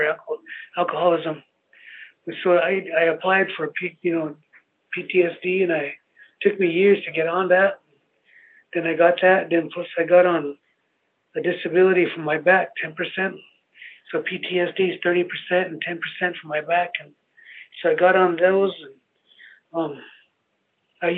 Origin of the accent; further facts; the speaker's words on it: Cheyenne River Sioux Tribe reservation, South Dakota, United States; moved away as an adult; now in Rapid City, United States; I'm from the Cheyenne River Sioux Tribe, and that's like 3 hours drive east, northeast from here